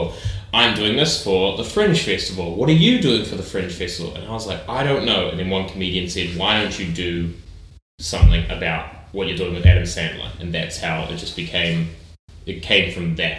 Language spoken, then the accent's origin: English; New Zealand; I grew up in New Zealand